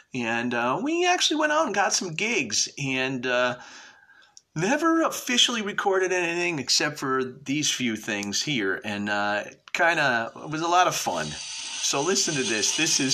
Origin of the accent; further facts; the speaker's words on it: New Haven, Connecticut, United States; We came from New Haven